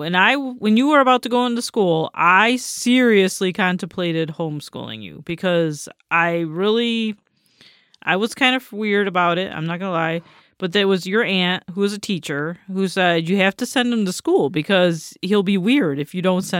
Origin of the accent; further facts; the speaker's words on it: Batavia, New York, United States; because I grew up in Batavia, New York, which is at that time was a small city, small town.